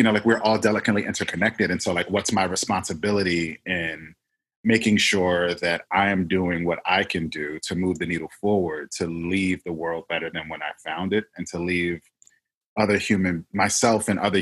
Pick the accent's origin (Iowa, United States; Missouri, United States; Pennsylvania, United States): Pennsylvania, United States; Philadelphia; I grew up in Philly